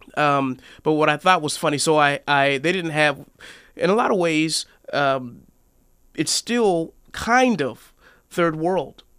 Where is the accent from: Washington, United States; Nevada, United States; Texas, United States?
Washington, United States; Seattle; moved away as an adult; also born or lived in Oregon; I was born and raised in Seattle, Washington